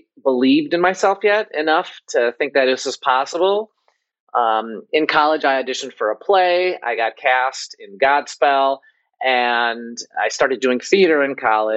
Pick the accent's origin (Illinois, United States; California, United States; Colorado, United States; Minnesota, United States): Illinois, United States; Chicago; moved away as an adult; I grew up in Chicago, and you know, my father's from India, my mother's from Poland.